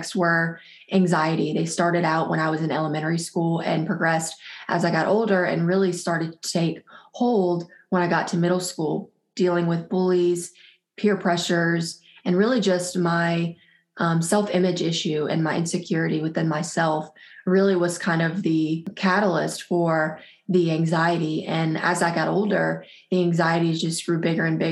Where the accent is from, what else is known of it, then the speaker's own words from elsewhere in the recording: South Louisiana, United States; I am from South Louisiana, born and raised here.